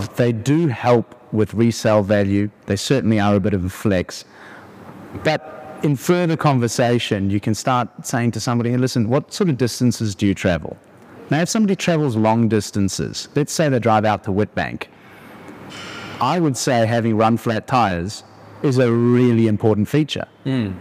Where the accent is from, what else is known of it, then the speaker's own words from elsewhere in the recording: South Africa; moved away as an adult; also born or lived in Australia; I grew up in South Africa. I moved overseas to Australia